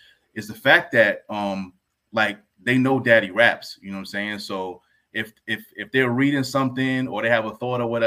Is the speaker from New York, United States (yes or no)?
yes; White Plains, New York, United States; also born or lived in Yonkers; I grew up in White Plains, moved to Yonkers when I was about 12, 13 years old